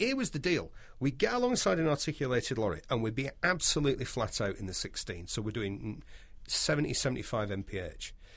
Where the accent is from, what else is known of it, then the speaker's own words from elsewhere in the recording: United Kingdom; We are British